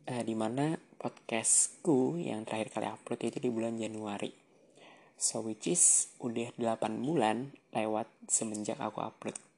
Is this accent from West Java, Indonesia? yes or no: no; Samarinda, East Kalimantan, Indonesia; also born or lived in Jember; waktu itu di Jember dan sekarang aku lagi di Samarinda alias udah balik lagi ke kampung halamanku.